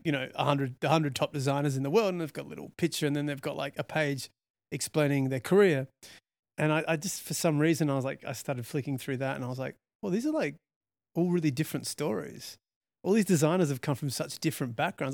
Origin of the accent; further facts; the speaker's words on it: Australia; also born or lived in London; I'm Australian